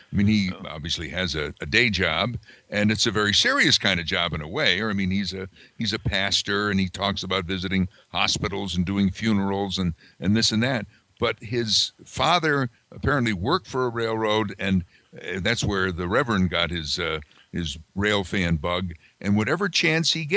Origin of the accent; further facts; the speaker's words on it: Amsterdam, New York, United States; my hometown of Amsterdam that I write about a lot